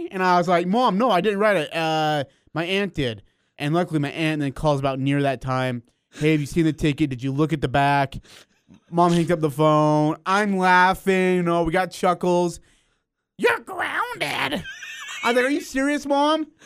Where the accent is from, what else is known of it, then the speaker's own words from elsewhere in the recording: India; Okay, so he's from California. I'm from India.